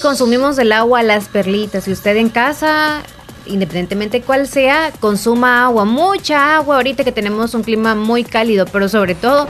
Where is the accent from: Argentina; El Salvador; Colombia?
El Salvador; cómo somos los salvadoreños